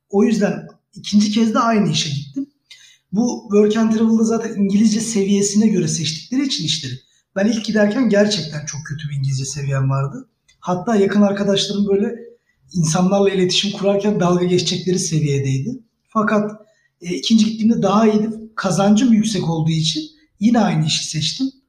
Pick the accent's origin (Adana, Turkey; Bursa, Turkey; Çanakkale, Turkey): Bursa, Turkey; e, Bursa doğumlu büyümeyim. Aslen Erzurumluyuz.